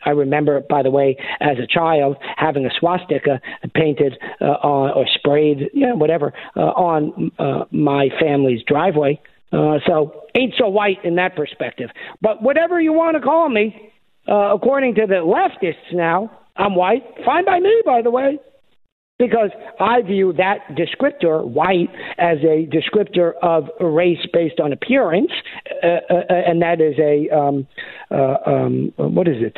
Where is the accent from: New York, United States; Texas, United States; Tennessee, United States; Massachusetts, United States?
New York, United States; moved away as an adult; now in Arkansas, United States; I was born and raised in New York